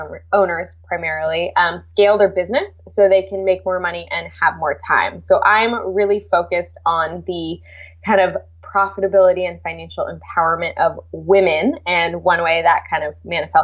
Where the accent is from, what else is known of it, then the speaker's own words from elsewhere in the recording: California, United States; I'm from California